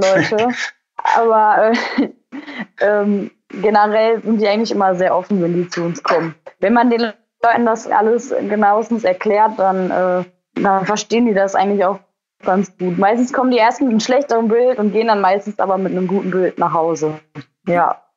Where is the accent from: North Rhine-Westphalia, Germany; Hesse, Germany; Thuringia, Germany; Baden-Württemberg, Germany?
North Rhine-Westphalia, Germany; Kalkar; ich bin 26 Jahre alt, komme aus Kalka, das liegt am Niederrhein. Wir haben einen äh, landwirtschaftlichen Legehennenbetrieb